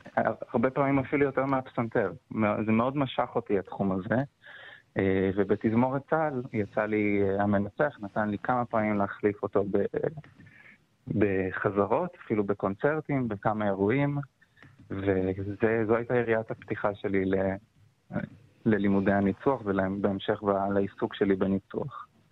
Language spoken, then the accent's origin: Hebrew; Beersheba, Southern District, Israel; moved away as an adult; also born or lived in Tel Aviv; אני גדלתי uh, בקונסרבטוריון בבאר שבע